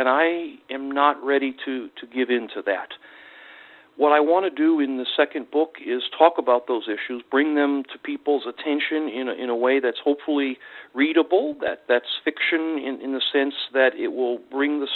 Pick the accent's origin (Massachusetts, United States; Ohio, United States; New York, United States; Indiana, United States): Ohio, United States; I grew up in Ohio during the 1970s in what's now called the Rust Belt